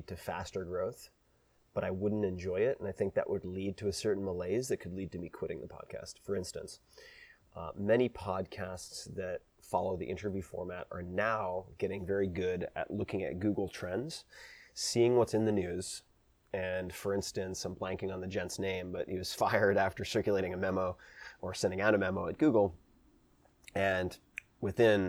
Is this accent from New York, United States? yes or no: yes; Long Island, New York, United States; I'm from Long Island.